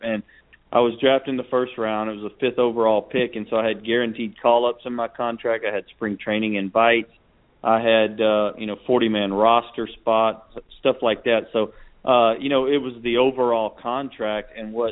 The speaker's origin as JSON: {"language": "English", "region": "Louisiana", "country": "United States", "tie": "born or raised there", "said": "go back to my home state"}